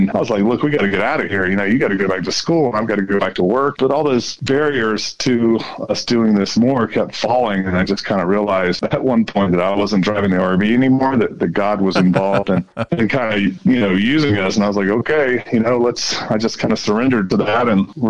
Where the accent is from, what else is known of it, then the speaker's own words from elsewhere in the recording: Colorado, United States; hi, I'm a father from Colorado.